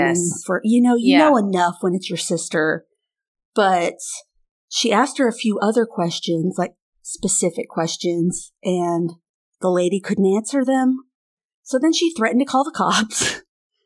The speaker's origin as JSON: {"language": "English", "country": "United States", "said": "I'm American"}